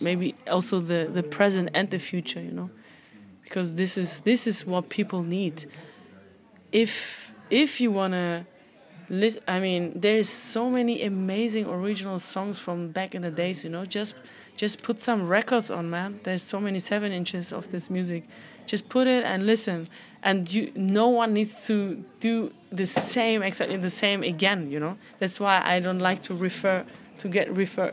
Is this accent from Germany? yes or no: yes; Hamburg, Germany; Hamburg. It was my hometown. Uh, it, it is my hometown